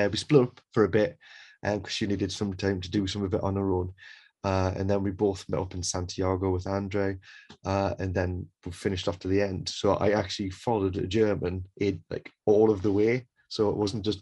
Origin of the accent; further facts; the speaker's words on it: England, United Kingdom; I'm from England